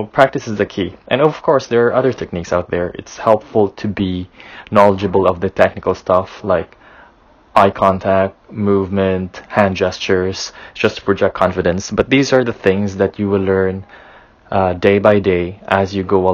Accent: Philippines; I come from the Philippines

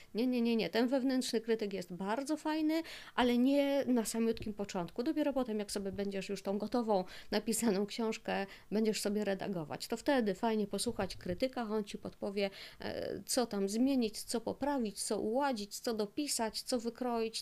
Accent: Silesian Voivodeship, Poland; ja jestem ze Śląska, mieszkam na Śląsku już wiele lat

